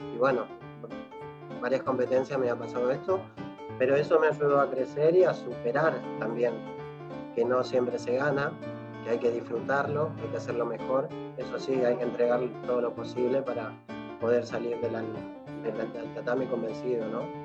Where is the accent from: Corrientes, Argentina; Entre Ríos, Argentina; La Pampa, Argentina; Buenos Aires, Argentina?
Buenos Aires, Argentina; also born or lived in La Tosca, Santa Fe / San Antonio Obligado, Santa Fe; terminé, bueno, acá en Buenos Aires, la cual, eh, obviando un poco los años, este, empecé los estudios en el Colegio Santa Cecilia